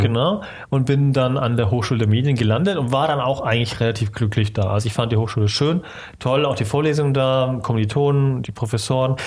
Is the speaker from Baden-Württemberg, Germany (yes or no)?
yes; Stuttgart, Baden-Württemberg, Germany; Stuttgart geboren und auch aufgewachsen in der Gegend dort unten